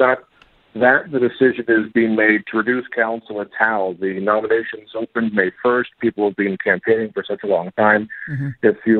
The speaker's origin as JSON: {"language": "English", "town": "Toronto", "region": "Ontario", "country": "Canada", "lives_now": "London, Canada", "said": "because I'm from Toronto originally"}